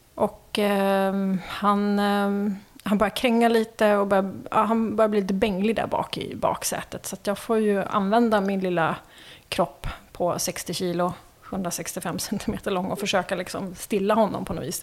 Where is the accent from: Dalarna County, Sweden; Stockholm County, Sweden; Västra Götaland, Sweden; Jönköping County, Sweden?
Stockholm County, Sweden; Märsta; also born or lived in Värmland / Helsingborg / Umeå; jag är född i eh, Värmland men eh, uppväxt i Märsta.